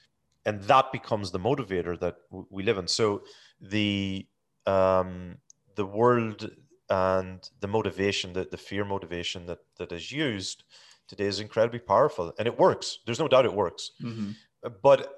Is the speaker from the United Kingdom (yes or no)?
no; Ireland; growing up in Ireland, like, you mean during the Troubles and whatever.